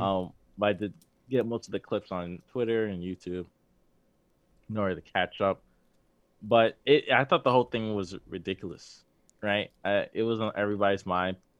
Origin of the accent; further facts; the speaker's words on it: New York, United States; we're from New York.